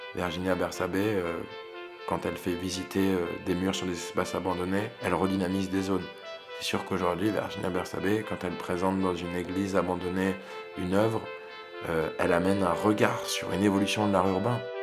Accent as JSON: {"language": "French", "area": "village near Sète", "region": "Occitania", "country": "France", "tie": "born or raised there", "said": "on est originaire de Rougen, qui est un village à côté de Sète"}